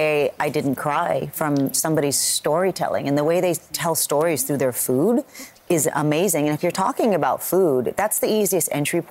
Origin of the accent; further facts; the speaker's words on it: United States; because we're Americans.